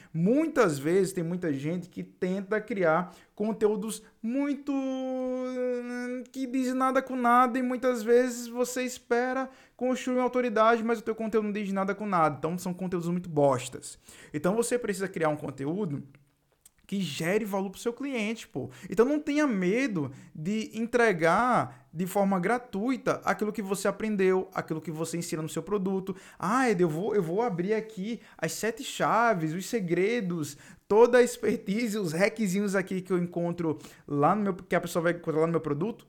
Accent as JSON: {"language": "Portuguese", "region": "Northeast Region", "country": "Brazil", "accent": "nordestino", "said": "eu sou nordestino e tenho esse sotaque aqui nordestino"}